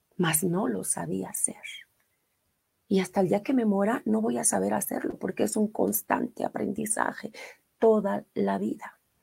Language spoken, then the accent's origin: Spanish; Mexico City, Mexico; yo soy orgullosamente de Iztapalapa, no así como de los ocho barrios, lamentablemente, pero sí, sí nací en la delegación Iztapalapa